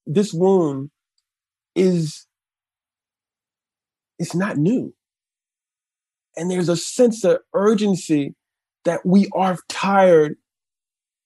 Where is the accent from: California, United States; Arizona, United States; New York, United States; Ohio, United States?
New York, United States; New York City; I think we both grew up in Brooklyn. Mm-hmm. I grew up in Crown Heights